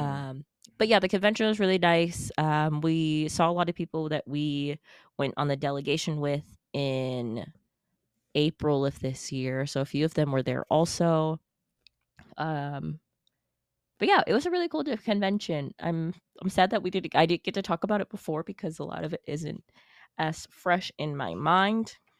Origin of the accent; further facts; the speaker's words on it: Farmington, United States; in my hometown